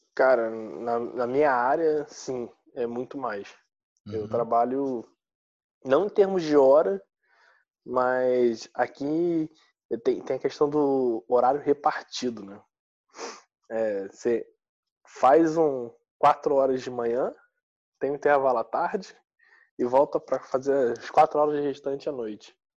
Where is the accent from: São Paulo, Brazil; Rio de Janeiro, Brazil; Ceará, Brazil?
Rio de Janeiro, Brazil; moved away as an adult; now in Porto, Portugal; eu sou carioca